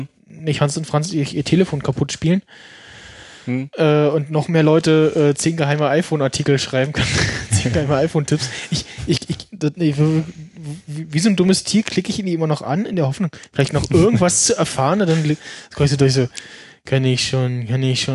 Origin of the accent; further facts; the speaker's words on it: Germany; als Deutscher